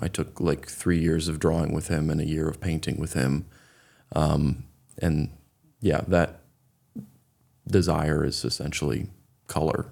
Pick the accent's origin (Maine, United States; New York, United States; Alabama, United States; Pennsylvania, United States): Maine, United States; Raymond; also born or lived in Beverly, Massachusetts; I grew up in Raymond, Maine.